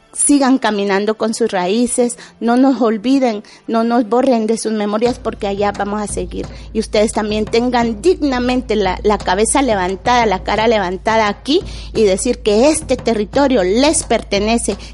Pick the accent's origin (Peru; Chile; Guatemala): Guatemala; moved away as an adult; also born or lived in Basque Country, Spain; now in Spain; salí huyendo de mi pueblo